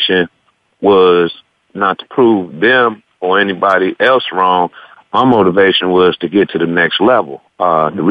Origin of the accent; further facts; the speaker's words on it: Park Forest, Illinois, United States; moved away as an adult; also born or lived in Wyoming; I'm from the Chicago suburbs, south suburbs of Chicago, Park Forest, Illinois. And the high school I went to is called Rich East High School.